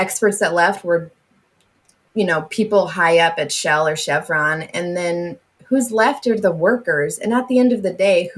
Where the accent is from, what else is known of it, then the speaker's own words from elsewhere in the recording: near the Gulf of Mexico, the South, United States; now in California, United States; I grew up in the South and like near the Gulf of Mexico